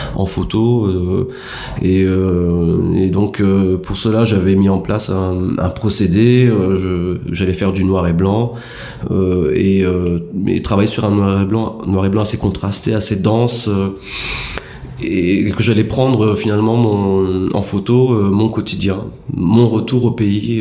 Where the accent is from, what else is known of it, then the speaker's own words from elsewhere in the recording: France; moved away as an adult; now in Madagascar; en tant que Français issus de l'immigration